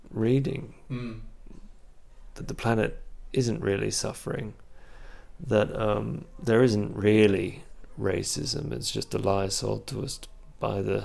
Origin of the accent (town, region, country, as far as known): Canberra, Australian Capital Territory, Australia; now in Berlin, Germany